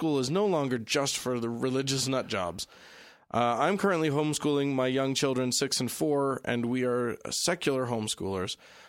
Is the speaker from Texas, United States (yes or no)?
no; Pennsylvania, United States; I'm originally from Southern York County, and 50-plus years ago, I got a third prize in a DAR contest where the topic was life in York when it was the capital.